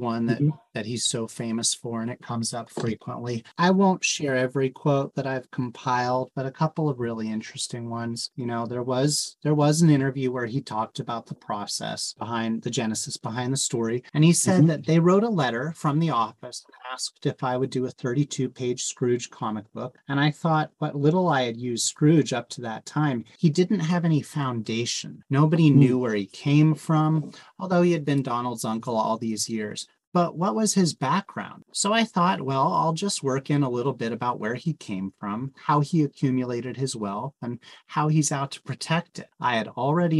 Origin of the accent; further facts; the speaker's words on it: California Bay Area, United States; as a kid growing up in the California Bay Area